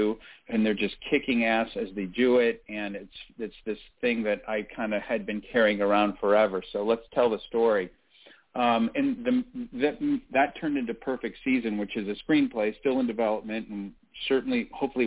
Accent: Toledo, Ohio, United States; I grew up in Toledo and in the 70s

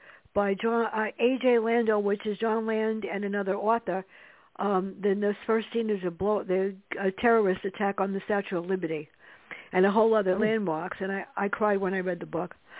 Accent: New York City, New York, United States; I grew up in the South Bronx, and it was tough growing up

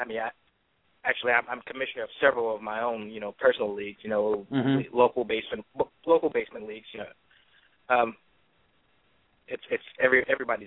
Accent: Chicago, Illinois, United States; moved away; also born or lived in Florida; I'm actually from Chicago

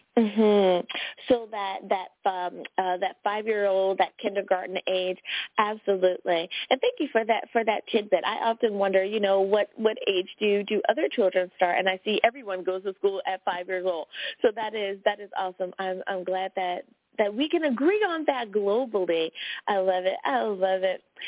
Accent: United States; my home country, the USA

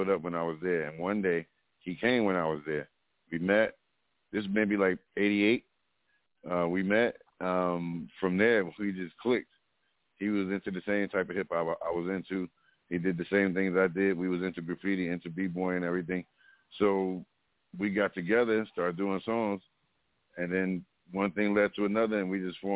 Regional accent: East Orange, New Jersey, United States; I grew up in East Orange

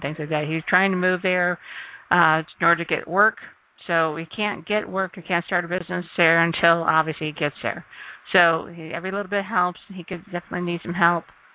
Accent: Ohio, United States; now in Mesa, United States; I'm from Ohio, too, so that's always a say hi, fellow Ohioan

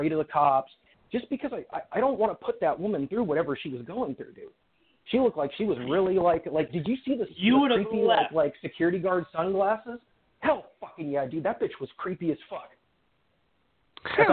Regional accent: Fresno, California, United States; I'm from Fresno, California

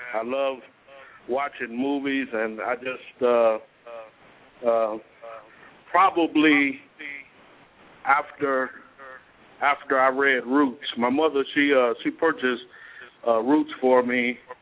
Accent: Cleveland, Ohio, United States; moved away as an adult; also born or lived in Elyria, Ohio / Beckley, West Virginia; Cleveland, Ohio, my hometown.

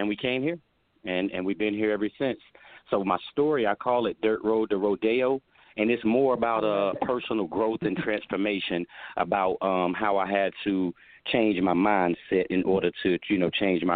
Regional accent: Wallace, North Carolina, United States; moved away as an adult; now in California, United States; I came from Wallace, North Carolina. It's a very small town on eastern North Carolina down on the Atlantic Ocean. It's a farming town, plenty of different farms. We grew up, as a matter of fact, picking blueberries.

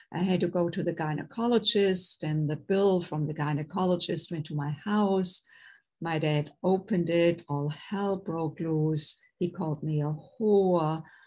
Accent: Germany; English is a second language; moved away as an adult; now in United States; I was raised in Germany, born and raised in Germany, and came to the United States in my late 20s

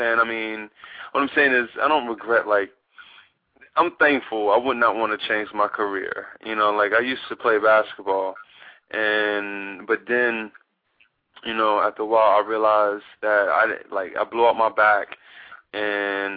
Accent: Baltimore, Maryland, United States; also born or lived in Atlanta, Georgia, United States; I grew up in Baltimore.

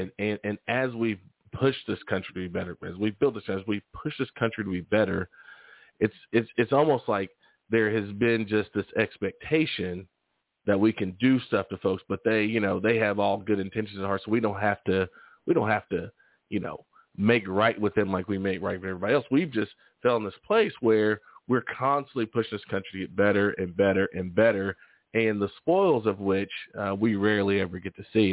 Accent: Waco, Texas, United States; also born or lived in Houston, Texas; now in Tulsa, United States; I was born in Waco, Texas

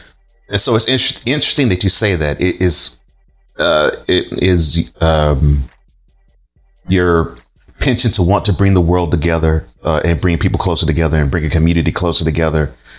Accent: Houston, Texas, United States; I come from Houston

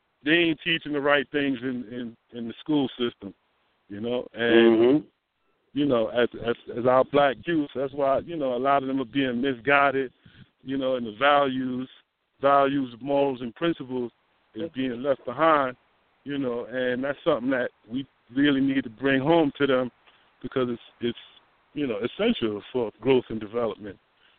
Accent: New York City, New York, United States; I grew up in New York City school system.

